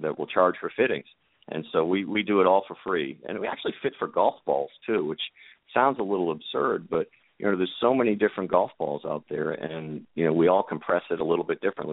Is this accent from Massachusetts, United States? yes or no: yes; Boston, Massachusetts, United States; I grew up in Boston